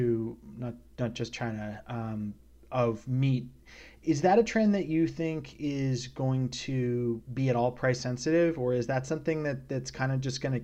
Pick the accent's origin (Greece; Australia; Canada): Canada; British Columbia; moved away; also born or lived in New York City / North Carolina; I grew up in British Columbia, and I've lived in New York City and North Carolina